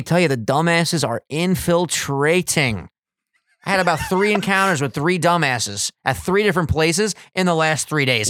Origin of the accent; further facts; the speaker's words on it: Long Island, New York, United States; We're island boys from Strong Island